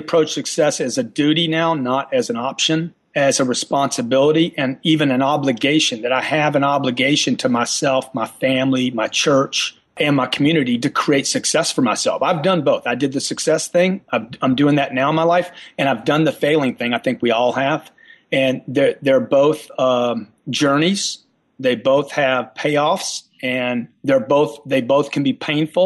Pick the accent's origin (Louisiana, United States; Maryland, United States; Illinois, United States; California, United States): Louisiana, United States; moved away; I came from Louisiana